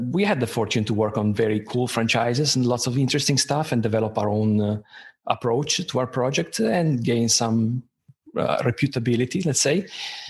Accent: Italy; moved away; I'm originally from Italy.

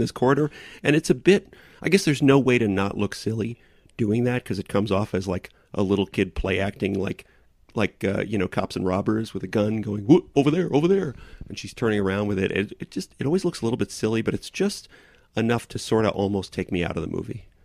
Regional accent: New York, United States

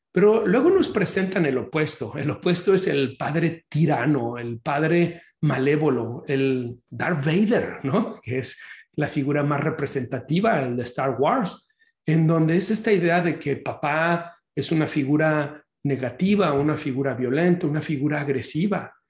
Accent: Mexico; los que somos de México

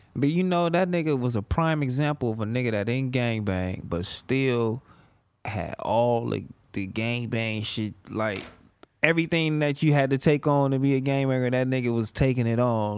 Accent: Los Angeles, California, United States; I'm from Fig to Vermont

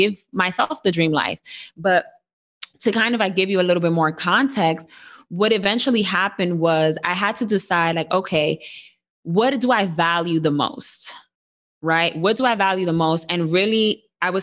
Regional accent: New York City, New York, United States; I was born and raised in the Bronx.

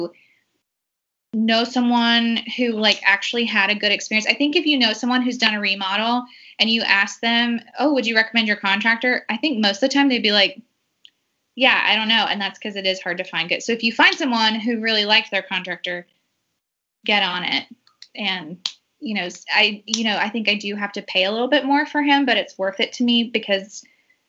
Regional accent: Georgia, United States; my hometown's about an hour and a half outside of Atlanta and my parents are there.

